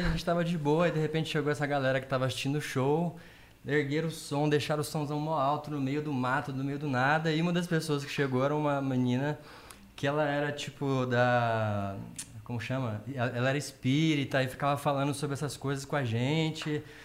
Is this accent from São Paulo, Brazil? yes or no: no; south of Minas Gerais, Brazil; Eu sou do sul de Minas, venho de família evangélica, é, sempre toquei na igreja